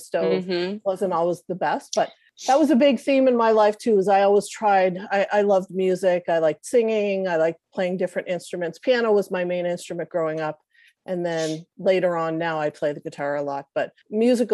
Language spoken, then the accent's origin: English; Cape Breton, Nova Scotia, Canada; I'm a Cape Bretoner